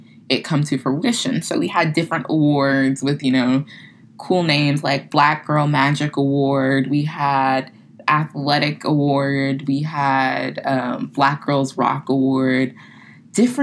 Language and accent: English; Florida, United States; moved away as an adult; now in New Orleans, United States; where I'm from, you know, small military town. I'm like, yeah, I'm from Florida.